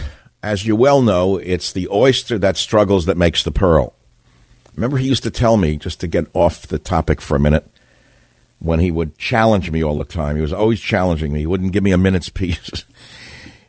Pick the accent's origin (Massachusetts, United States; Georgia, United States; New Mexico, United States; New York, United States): New York, United States; New York City; I was brought up in New York City